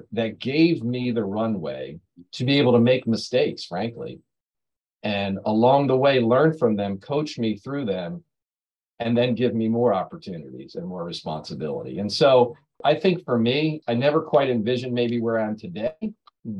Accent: Pemberton, New Jersey, United States; I'm from Pemberton, New Jersey.

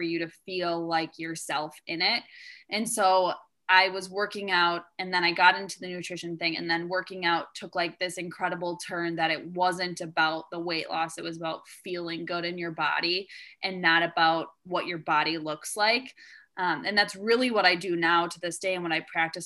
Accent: Wisconsin, United States; I grew up in Wisconsin

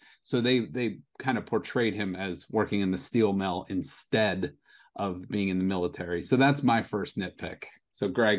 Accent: Youngstown, Ohio, United States; I mean, we're from Youngstown. We know about steel mills

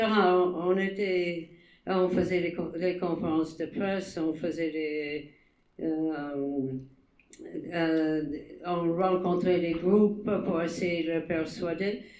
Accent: United States; Je ne suis ni française ni, ni algérienne, je suis, je suis américaine.

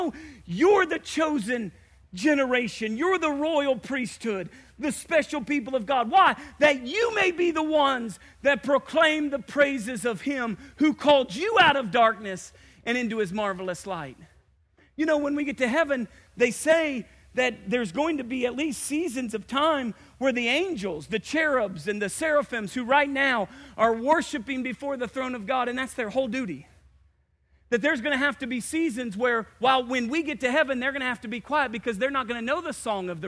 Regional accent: Indiana, United States; I'm from Indiana.

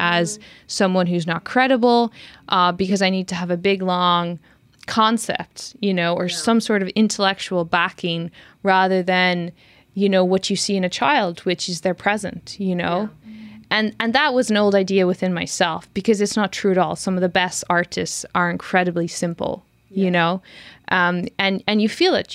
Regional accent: Ireland; moved away as an adult; also born or lived in London; now in Berlin, Germany; I come from Ireland.

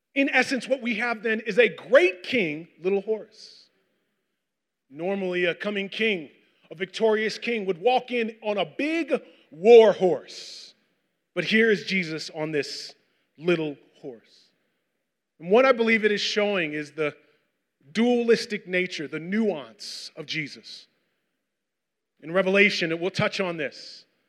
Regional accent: Westchester, New York, United States; I grew up in Westchester

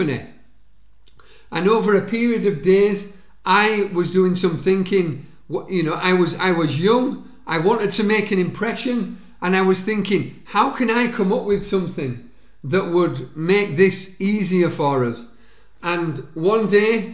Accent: Halifax, Yorkshire and the Humber, United Kingdom; a rugby league club in my hometown, Halifax Rugby League Club

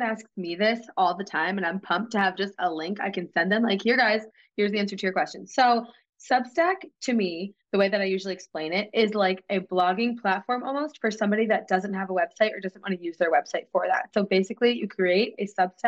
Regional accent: New England, United States; I'm from New England

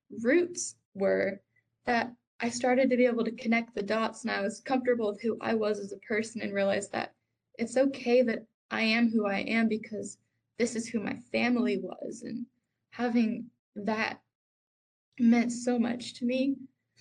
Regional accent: the South, United States; moved away; growing up in the South

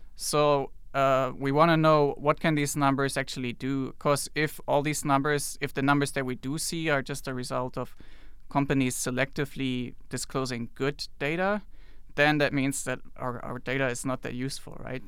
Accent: Germany; moved away as an adult; also born or lived in China; I'm from Germany, by the way, and, uh, lived in China before I came here

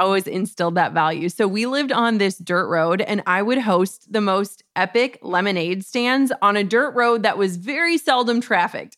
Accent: Minnesota, United States; we're from Minnesota

